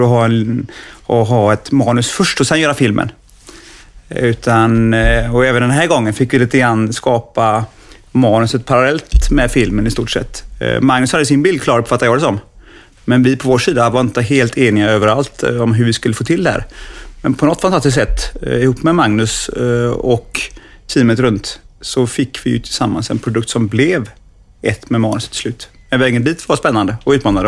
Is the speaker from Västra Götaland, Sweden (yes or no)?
yes; Gothenburg, Västra Götaland, Sweden; som göteborgare komma hem igen